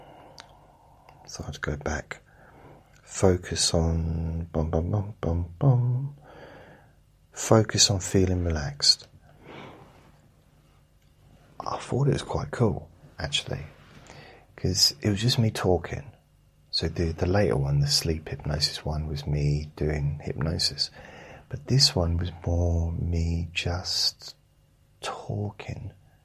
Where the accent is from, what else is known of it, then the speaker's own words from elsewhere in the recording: London, United Kingdom; I'm a Londoner